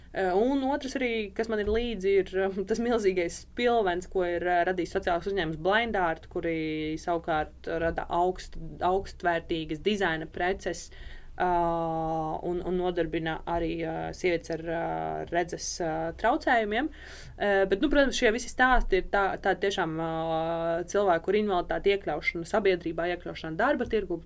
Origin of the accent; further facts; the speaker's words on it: Rēzekne, Latgale, Latvia; es esmu no Rēzaknes un, uh, un Latvijas.